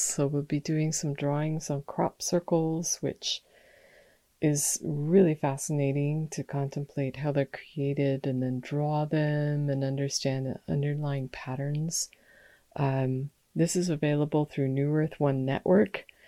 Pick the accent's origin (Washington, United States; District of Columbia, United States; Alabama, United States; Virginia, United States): Washington, United States; Olympia; moved away; in Olympia, Washington, um, my hometown where I've spent much of my life and my family resides.